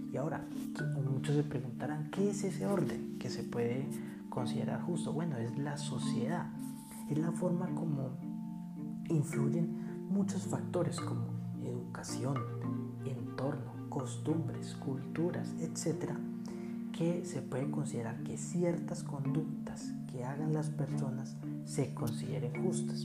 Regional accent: Bogotá, Colombia; soy bogotano

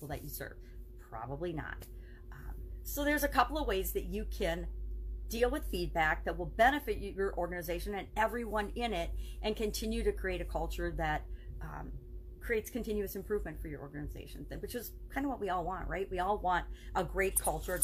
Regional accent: Wisconsin, United States; I'm from Wisconsin, the Midwest, and we say you guys. I grew up for, 25 years saying you guys.

